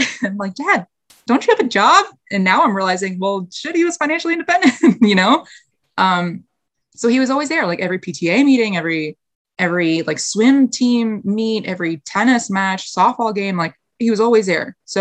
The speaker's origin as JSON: {"language": "English", "town": "White Plains", "region": "New York", "country": "United States", "tie": "born or raised there", "also_born_or_lived": "North Carolina", "moved": "as an adult", "said": "born and raised in White Plains, New York. It's just like 30, 45 minutes north of the city"}